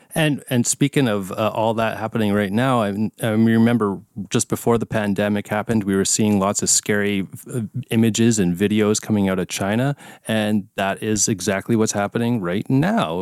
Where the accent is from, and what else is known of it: Canada